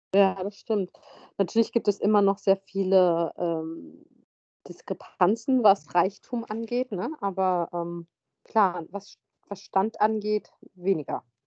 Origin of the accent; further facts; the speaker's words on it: Hesse, Germany; ich bin auch in Hessen zur Schule gegangen